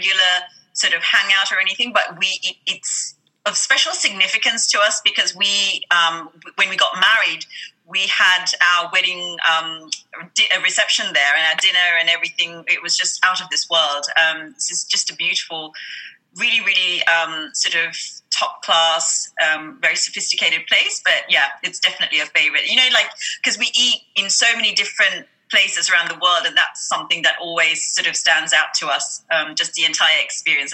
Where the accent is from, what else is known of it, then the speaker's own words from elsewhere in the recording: Australia; now in London, United Kingdom; growing up in Australia especially, I was really influenced by Thai food.